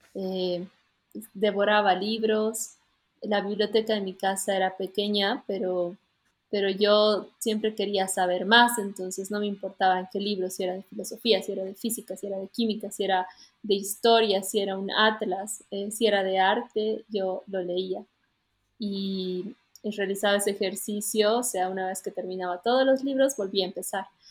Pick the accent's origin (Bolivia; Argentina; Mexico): Bolivia; todos somos andinos, ¿no? Hemos nacido en Bolivia